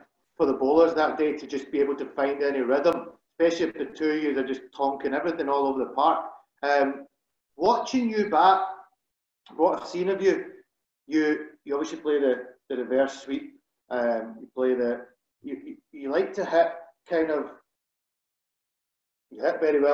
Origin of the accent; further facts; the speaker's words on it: Scotland, United Kingdom; growing up in Scotland